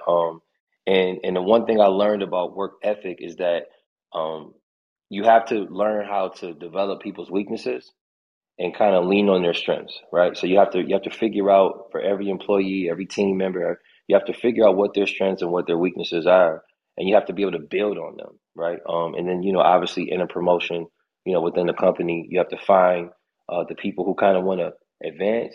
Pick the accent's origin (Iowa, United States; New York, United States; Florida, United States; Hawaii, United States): New York, United States; Buffalo; I'm from Buffalo